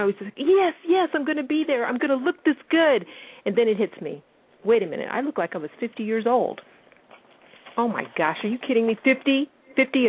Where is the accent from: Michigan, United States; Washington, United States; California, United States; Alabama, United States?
Washington, United States; I'm 50 years old, and I'm from Washington State